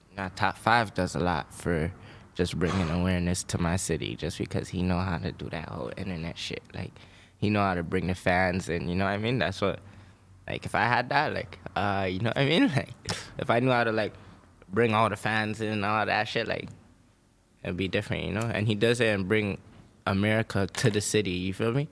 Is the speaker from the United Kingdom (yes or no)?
no; Toronto, Ontario, Canada; moved away as an adult; now in Los Angeles, United States; I come from Toronto, Canada